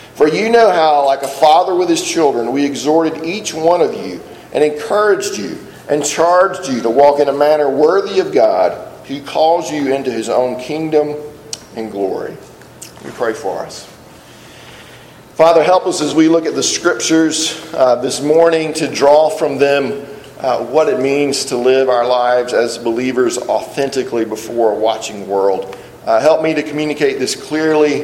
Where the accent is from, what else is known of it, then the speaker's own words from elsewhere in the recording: South Alabama, United States; I grew up in South Alabama